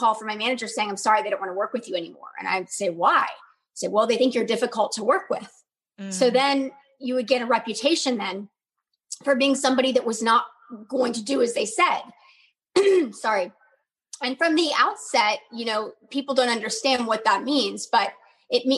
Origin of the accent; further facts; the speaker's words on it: Dallas, Texas, United States; my hometown of Dallas, Texas